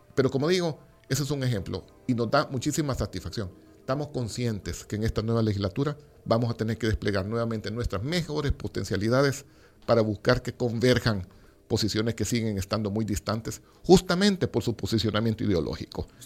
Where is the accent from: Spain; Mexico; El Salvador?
El Salvador; nosotros como salvadoreños